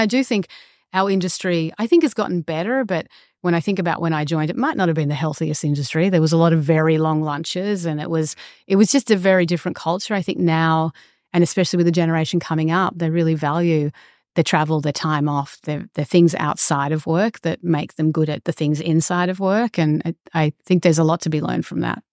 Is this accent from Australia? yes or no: yes; Australia; moved away as an adult; also born or lived in Los Angeles; for me as an Australian